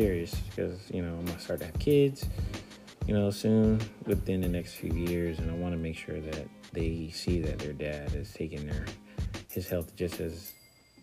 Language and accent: English; United States; I'm African American